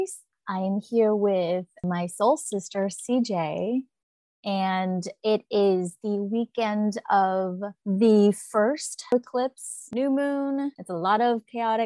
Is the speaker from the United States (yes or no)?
no; Vietnam; moved away; When I was growing up in Vietnam, I carry a lot more feminine energy